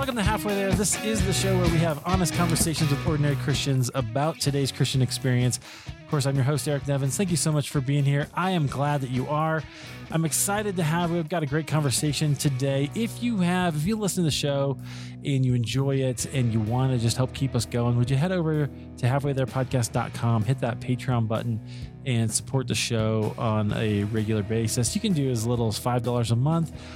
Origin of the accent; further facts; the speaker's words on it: Des Moines, Iowa, United States; I grew up in Iowa, I grew up in Des Moines